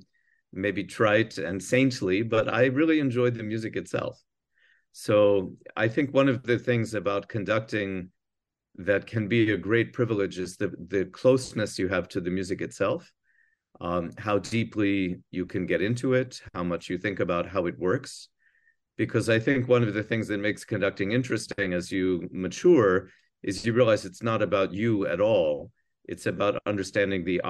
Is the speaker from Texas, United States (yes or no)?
no; New Jersey, United States; moved away; I grew up in New Jersey